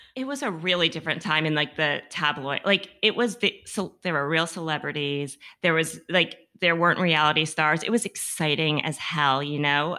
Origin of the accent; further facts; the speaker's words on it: Massachusetts, United States; I'm from Massachusetts.